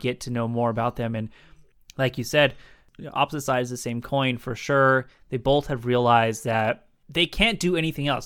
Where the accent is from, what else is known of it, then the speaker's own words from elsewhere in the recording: San Diego, California, United States; San Diego, my hometown